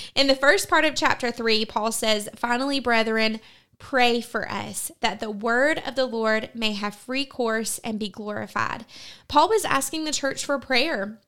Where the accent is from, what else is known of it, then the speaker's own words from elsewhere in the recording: United States; as American Christians